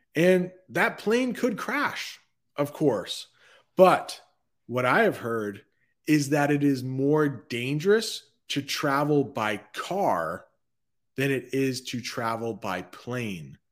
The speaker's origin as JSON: {"language": "English", "country": "United States", "tie": "born or raised there", "said": "growing up in the United States in the nineteen eighties"}